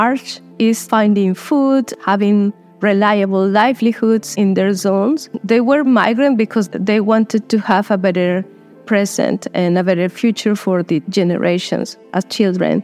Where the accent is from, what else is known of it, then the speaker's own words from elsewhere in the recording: Chepén, La Libertad, Peru; moved away as an adult; now in Madagascar; I'm from Peru, but I'm currently based in Madagascar.